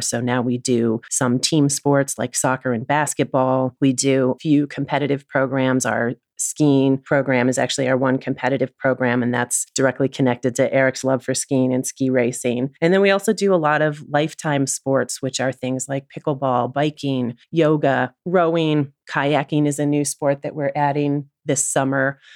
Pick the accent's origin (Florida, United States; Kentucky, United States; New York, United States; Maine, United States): New York, United States; Oneonta; also born or lived in Williston, Vermont; Oneonta, New York, which is my hometown